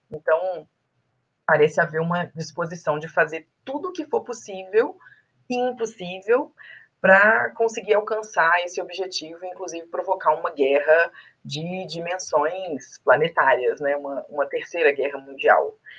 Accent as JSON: {"language": "Portuguese", "region": "Minas Gerais", "country": "Brazil", "said": "como uma boa mineira"}